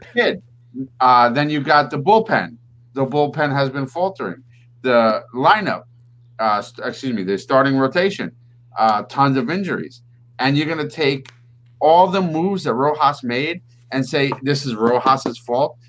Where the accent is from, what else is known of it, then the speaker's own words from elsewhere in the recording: New York, United States; we are Met fans which means we're from New York